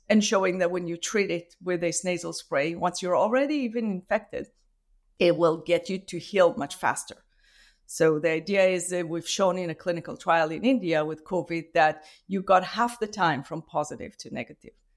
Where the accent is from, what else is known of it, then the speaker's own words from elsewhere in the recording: Israel; moved away as an adult; now in Vancouver, Canada; I grew up in Israel